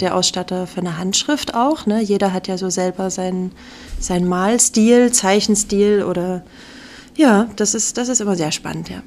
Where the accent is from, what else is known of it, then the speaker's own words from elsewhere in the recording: Radebeul, Saxony, Germany; moved away as an adult; now in Memmingen, Germany; ich komme ursprünglich aus Radebeul bei Dresden.